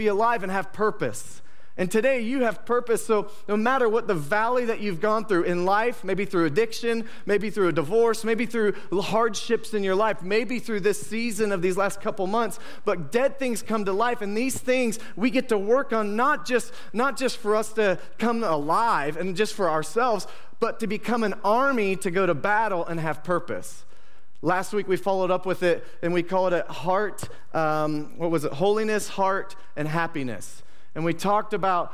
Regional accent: Bradford, Ohio, United States; I grew up in the Bradford area and we would fish and tube down the Stillwater River

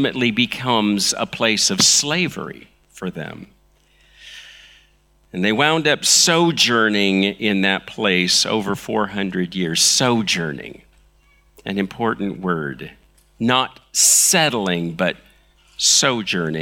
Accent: Los Angeles, California, United States; moved away; also born or lived in China; I'm from Los Angeles. That's where I was born

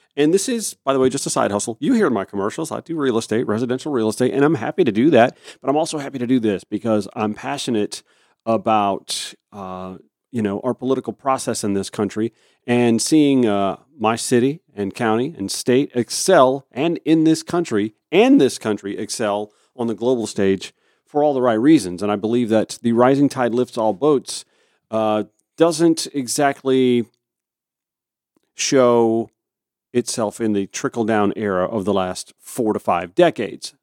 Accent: Augusta, Georgia, United States; my hometown, Augusta, Georgia.

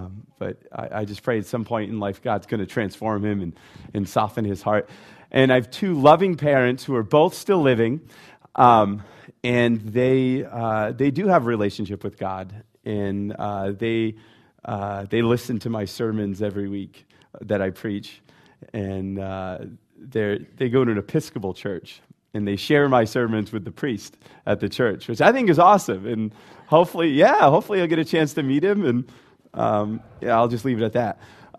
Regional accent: Rhode Island, United States; So originally, I'm from Rhode Island, and you might not know that or recognize that, because I try really hard to put R's on the end of my words.

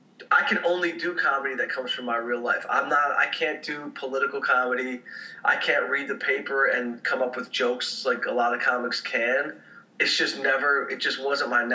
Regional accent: Detroit, Michigan, United States; I grew up in Detroit

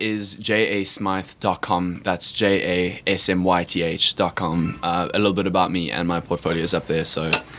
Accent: South Africa; accent: South African; moved away as an adult; I'm South African, so that's what the accent is. I'm not British or Australian or New Zealand

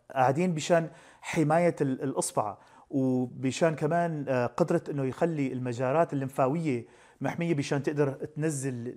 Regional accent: Syria; نحن عندنا بسوريا

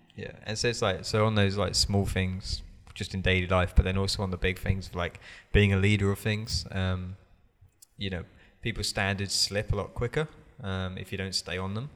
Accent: England, United Kingdom; moved away; I'm English.

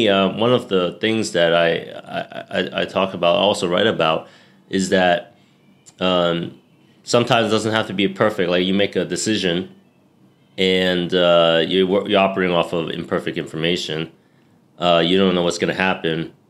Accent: New York, United States; moved away as an adult; also born or lived in Hong Kong; now in Bangkok, Thailand; I was born and raised in New York

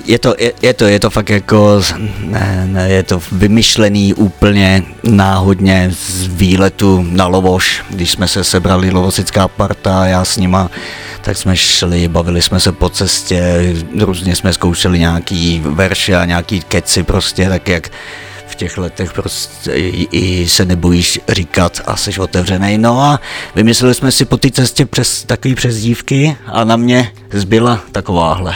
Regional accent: Žabovřesky nad Ohří, Ústí nad Labem Region, Czechia; also born or lived in Břežany / Spain; tady jsem se narodil v Roudnici, ale v Břežanech jsem žil pět let a potom už v Žabovřeskách nad Ohří

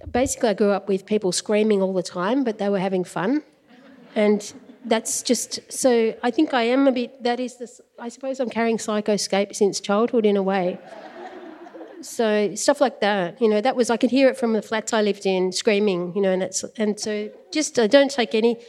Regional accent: Melbourne, Victoria, Australia; I grew up, I was born in Melbourne

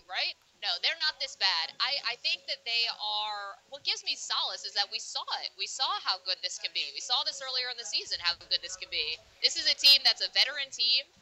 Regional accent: Binghamton, New York, United States; I'm from Double A Binghamton

